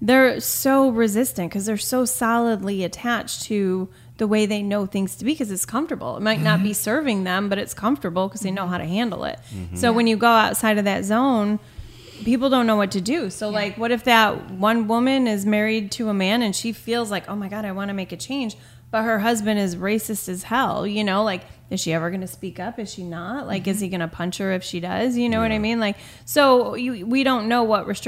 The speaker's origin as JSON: {"language": "English", "region": "New York", "country": "United States", "said": "I'm from New York"}